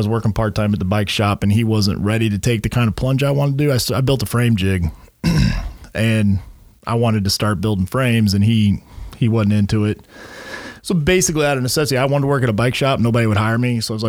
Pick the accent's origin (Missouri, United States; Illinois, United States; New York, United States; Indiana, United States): Missouri, United States; moved away; I come from Missouri